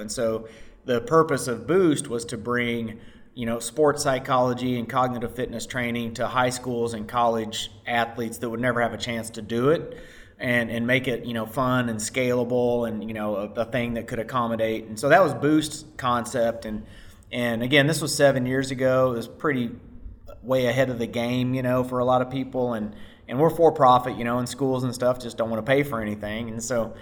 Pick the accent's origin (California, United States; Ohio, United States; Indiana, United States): Indiana, United States; Southern; moved away as an adult; also born or lived in Tokyo / Spain; I'm from Southern Indiana, small town guy. I was an athlete growing up